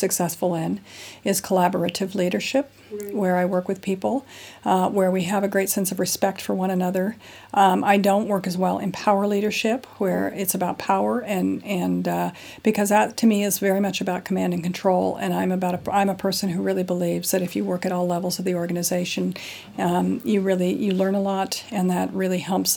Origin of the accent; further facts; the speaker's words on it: United States; moved away as an adult; now in London, United Kingdom; I'm an American national, been in London for 15 years